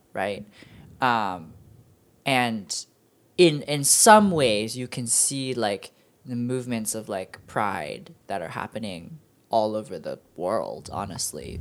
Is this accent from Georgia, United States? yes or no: no; Virginia, United States; I was born in Virginia, but my parents are from Hong Kong.